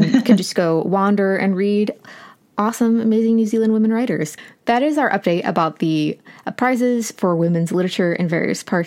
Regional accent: United States; I'm American

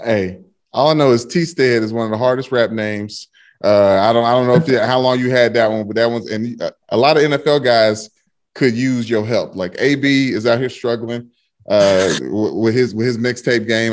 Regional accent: Louisville, Kentucky, United States; I'm from Louisville, Kentucky

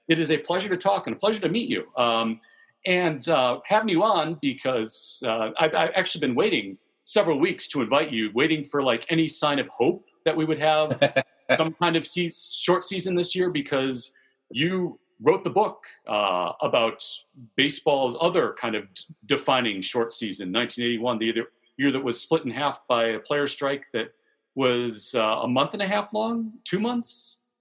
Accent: Vernon Hills, Illinois, United States; also born or lived in Edgewater, Chicago; now in Chicago, United States; Grew up in Vernon Hills

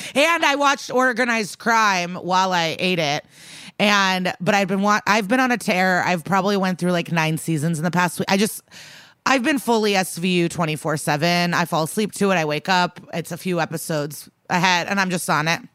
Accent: Skokie, Illinois, United States; me and Skokie years apart, both remember our high school bagels very fondly

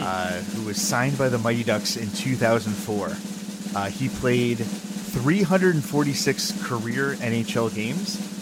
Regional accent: Milford, Connecticut, United States; I grew up in Southern Connecticut and, uh, in Milford, uh, which is, uh, right next to Bridgeport

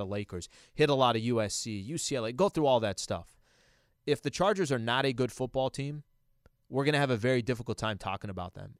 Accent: San Diego, California, United States; now in Los Angeles, United States; somebody that is born and raised in San Diego

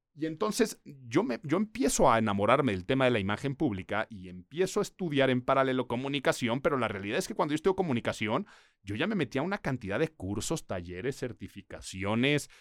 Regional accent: Mexico City, Mexico; Nací en Ciudad de México

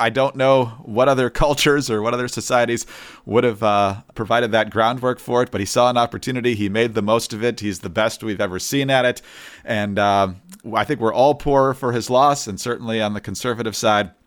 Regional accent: Michigan, United States; I'm from Michigan

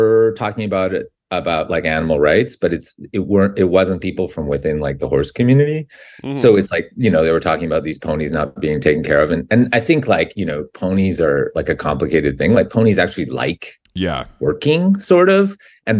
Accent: Canada; now in Los Angeles, United States; I grew up in Canada, and so kids played hockey

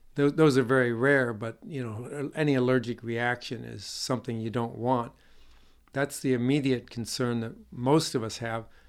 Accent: Northeast, United States; moved away; I grew up in the Northeast

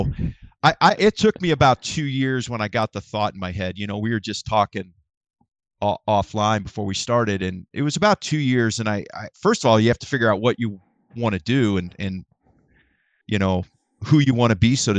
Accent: Ohio, United States; I grew up in Northern Ohio. So whitetail was king, still is.

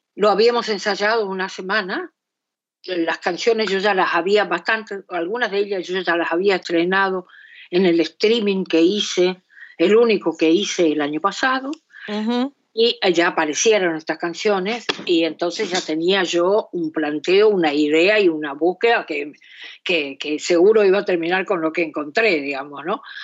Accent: Esteros del Iberá, Corrientes, Argentina; now in Buenos Aires, Argentina; a los esteros de Liberá, eh, en donde yo pasé muchos años de mi infancia y mi adolescencia

